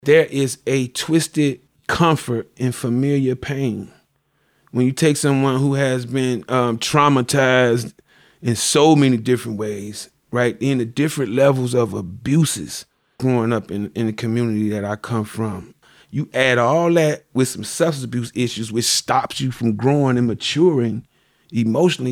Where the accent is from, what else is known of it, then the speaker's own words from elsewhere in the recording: Chicago, Illinois, United States; also born or lived in Greenwood, Mississippi; I came to Chicago at the age of, uh, I was about a little over a year, little over a year. I grew up on the west side